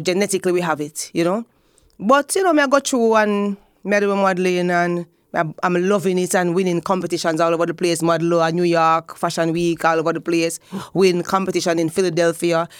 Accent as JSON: {"language": "English", "town": "Spanish Town", "region": "Saint Catherine", "country": "Jamaica", "tie": "born or raised there", "said": "I grew up in Spanish Town. Yes, the old capital"}